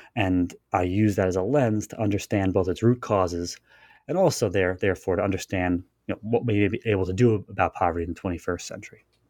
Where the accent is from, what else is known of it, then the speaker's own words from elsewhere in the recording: Long Island, New York, United States; I grew up there, spent most of my life uh, on Long Island